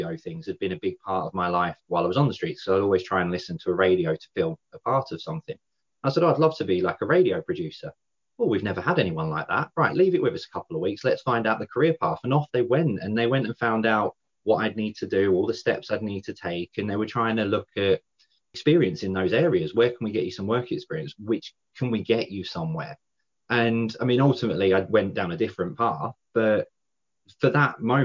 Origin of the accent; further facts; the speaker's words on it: London, United Kingdom; moved away as an adult; now in North West England, United Kingdom; I'm originally from South London